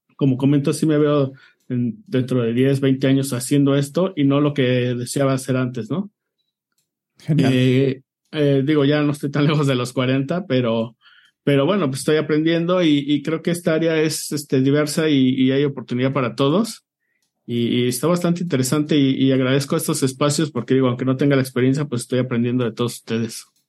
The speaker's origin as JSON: {"language": "Spanish", "region": "Mexico City", "country": "Mexico", "said": "soy de la Ciudad de México."}